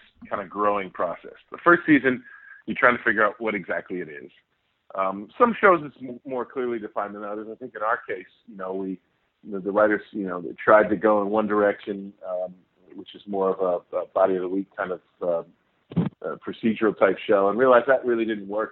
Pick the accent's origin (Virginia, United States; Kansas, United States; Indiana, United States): Indiana, United States; Indianapolis; I'm being from Indianapolis